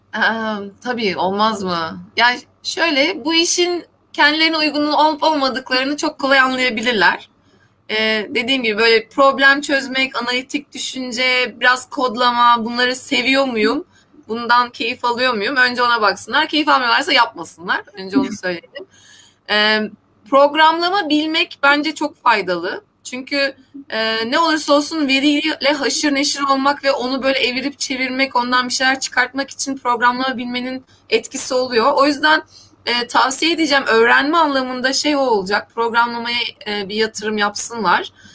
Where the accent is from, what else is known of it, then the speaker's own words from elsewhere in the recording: Black Sea Region, Turkey; ben Karadenizliyim